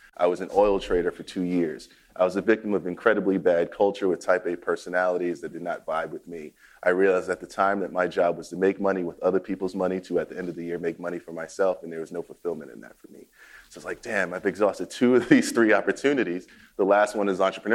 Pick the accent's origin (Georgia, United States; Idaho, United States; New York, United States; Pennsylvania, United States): New York, United States; New York City; moved away; I grew up in Queens, New York